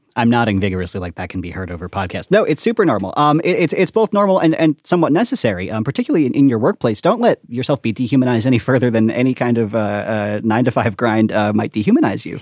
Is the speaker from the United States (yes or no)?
yes; Long Island, New York, United States; also born or lived in Brooklyn; I was, I was born on Long Island